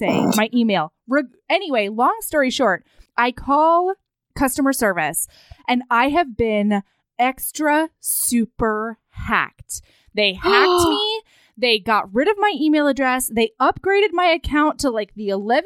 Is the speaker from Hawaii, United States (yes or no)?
yes; Hawaii, United States; I grew up in Hawaii